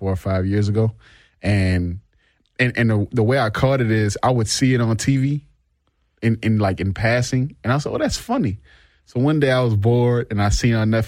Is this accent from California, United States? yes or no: no; New Orleans, Louisiana, United States; we grew up together in New Orleans East. We went to elementary school together